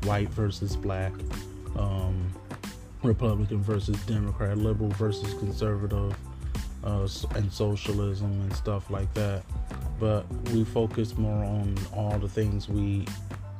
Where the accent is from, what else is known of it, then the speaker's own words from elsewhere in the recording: Detroit, Michigan, United States; moved away as an adult; now in California, United States; I'm from Detroit, Michigan. I've been living in California for a better of 7 years now.